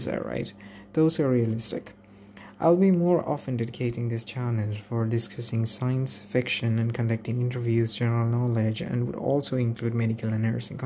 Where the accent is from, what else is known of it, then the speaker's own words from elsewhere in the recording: Kerala, India; I'm a native of Kerala